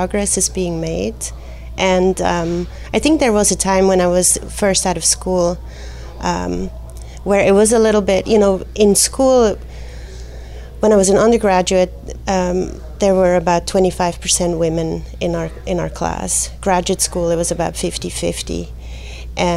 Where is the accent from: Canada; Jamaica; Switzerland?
Switzerland; Basel, Basel-Stadt; moved away as an adult; now in Southern California, United States; I grew up in Basel, there's a lot of beautiful museums there